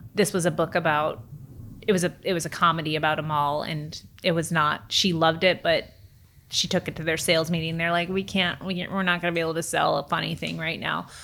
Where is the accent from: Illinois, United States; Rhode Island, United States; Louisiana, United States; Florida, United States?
Illinois, United States; Chicago; now in California, United States; I'm from Chicago